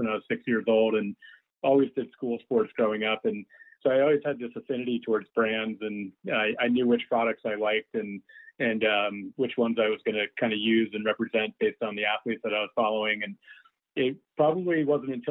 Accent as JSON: {"language": "English", "region": "New York", "country": "United States", "tie": "born or raised there", "said": "I grew up in New York, I had to wait until I was 14 to get my working papers"}